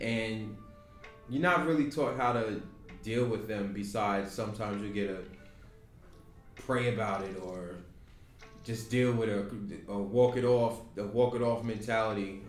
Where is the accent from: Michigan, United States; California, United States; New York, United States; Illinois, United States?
New York, United States; Yonkers; growing up in New York, we we become desensitized to a lot